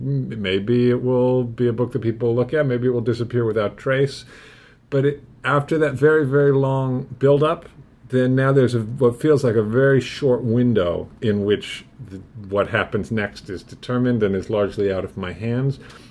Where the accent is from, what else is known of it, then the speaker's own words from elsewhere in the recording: London, United Kingdom; moved away as an adult; now in United States; I was born in London, England, which is in Britain.